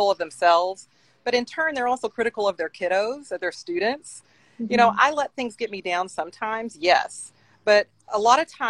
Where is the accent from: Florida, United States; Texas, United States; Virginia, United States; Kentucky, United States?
Kentucky, United States; Henderson; my hometown in Henderson, Kentucky, in Western Kentucky